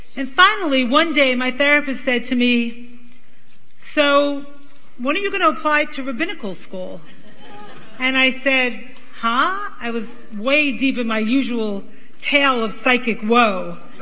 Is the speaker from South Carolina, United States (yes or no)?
no; New York City, New York, United States; accent: Brooklyn; When I was growing up in Brooklyn, Brooklyn!